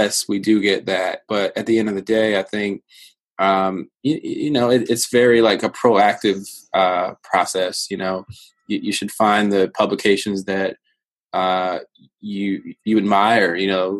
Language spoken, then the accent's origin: English; Virginia, United States; I come from I come from Virginia